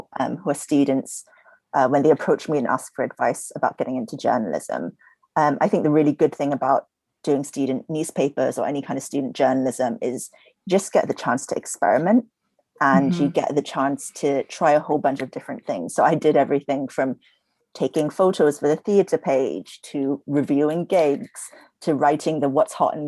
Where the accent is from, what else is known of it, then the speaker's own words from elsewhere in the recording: Singapore; moved away; I grew up in Singapore